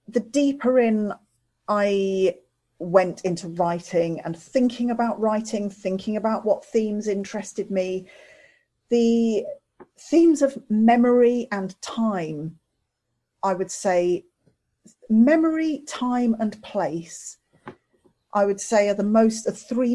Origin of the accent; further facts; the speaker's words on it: Midlands, United Kingdom; also born or lived in London; I was born in London. I grew up in the Midlands